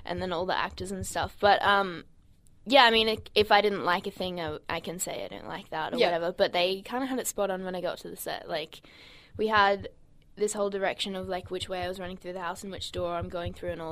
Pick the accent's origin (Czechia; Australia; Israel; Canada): Australia; Brisbane, Queensland; Brisbane's my hometown